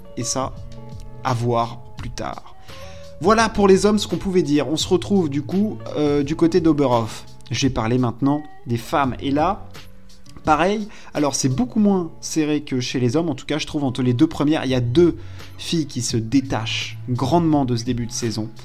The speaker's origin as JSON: {"language": "French", "country": "France", "said": "on est français"}